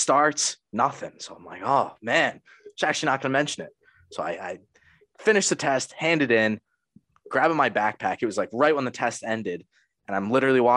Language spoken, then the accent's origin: English; Connecticut, United States; I'm from Connecticut